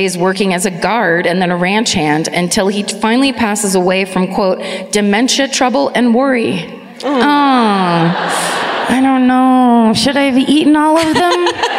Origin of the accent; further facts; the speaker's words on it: Florida, United States; So I'm from Florida, anyway.